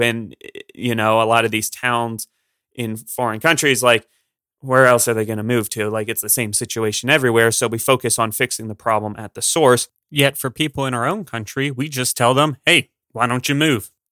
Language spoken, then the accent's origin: English; Pennsylvania, United States; I'm from Pennsylvania